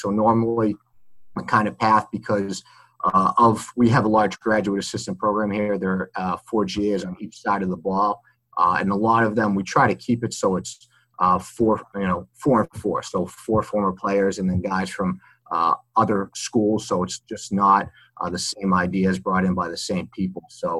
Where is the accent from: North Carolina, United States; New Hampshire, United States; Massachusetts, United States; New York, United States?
Massachusetts, United States; Melrose; I grew up right outside of Boston, about 20 minutes north in a city called Melrose, Mass.